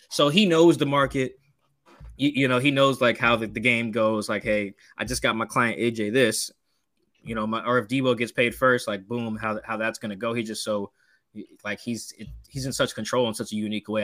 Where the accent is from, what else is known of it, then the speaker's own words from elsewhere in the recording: Seattle, Washington, United States; I grew up in Seattle. I'm from here